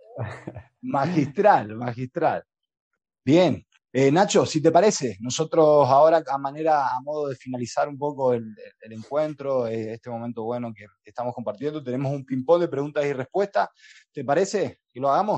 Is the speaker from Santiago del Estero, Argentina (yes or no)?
yes; Santiago del Estero, Argentina; los santiagueños que dormimos la siesta